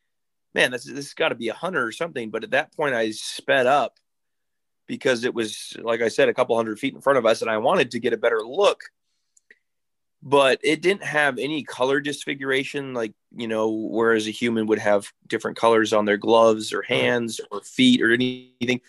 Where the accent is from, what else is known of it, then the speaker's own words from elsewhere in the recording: Interior Alaska, United States; I'm born and raised in Alaska